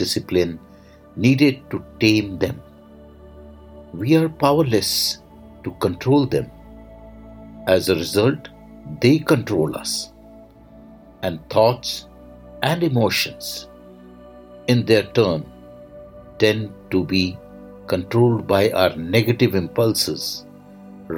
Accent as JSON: {"language": "English", "country": "India", "said": "I am the Indian monk"}